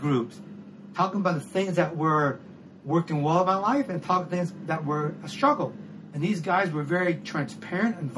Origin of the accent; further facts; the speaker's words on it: Cambodia; now in Thailand; my home country in Cambodia